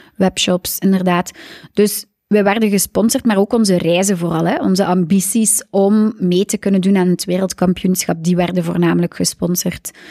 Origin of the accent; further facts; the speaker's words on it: Aalter, Flanders, Belgium; now in Zoersel, Belgium; Ik ben van Aalter. Net over Gent, tussen Gent en Brugge